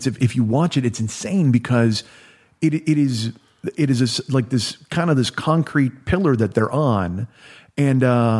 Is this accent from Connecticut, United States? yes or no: no; Chicago, Illinois, United States; now in Los Angeles, United States; I live in Los Angeles now. I'm from Chicago.